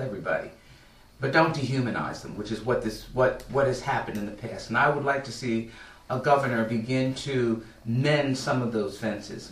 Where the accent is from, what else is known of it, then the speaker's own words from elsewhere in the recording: Atlantic County, New Jersey, United States; I've lived in Atlantic County almost all of my life. I was born here.